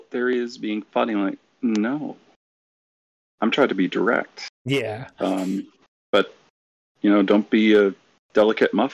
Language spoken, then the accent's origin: English; Massachusetts, United States; moved away; Uh, well, so I'm from Massachusetts. Anyone knows too that folks like us, I don't have an accent anymore. I moved around and it neutralized